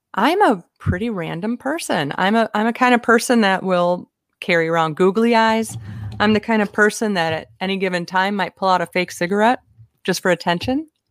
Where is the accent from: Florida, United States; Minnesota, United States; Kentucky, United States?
Minnesota, United States; I'm from Minnesota